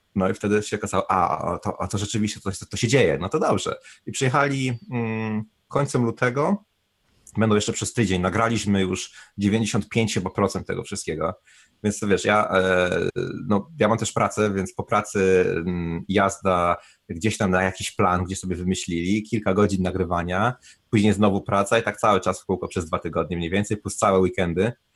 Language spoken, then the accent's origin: Polish; Bieszczady, Subcarpathian Voivodeship, Poland; moved away as an adult; also born or lived in Kraków / Warsaw / London; now in New Zealand; pochodzę z Bieszczad